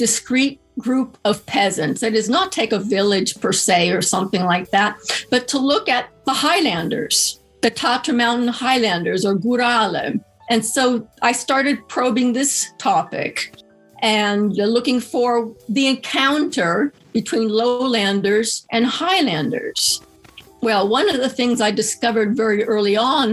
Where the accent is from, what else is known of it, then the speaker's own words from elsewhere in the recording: Southern California, United States; also born or lived in Poland; now in Natick, United States; I grew up in Southern California in the land of beaches and palm trees